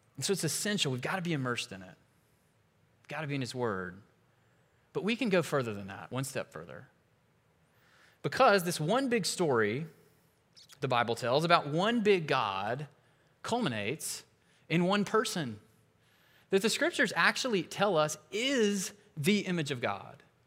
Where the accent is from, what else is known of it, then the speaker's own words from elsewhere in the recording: United States; As an American, especially one who's had a lot of privileges and opportunity in my life